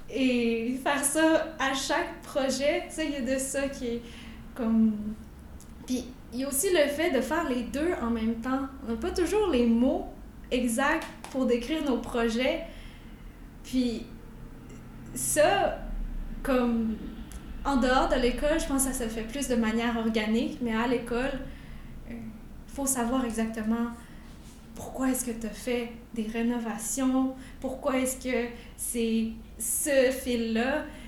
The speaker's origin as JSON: {"language": "French", "town": "Quebec City", "region": "Quebec", "country": "Canada", "tie": "born or raised there", "said": "j'ai grandi à Québec"}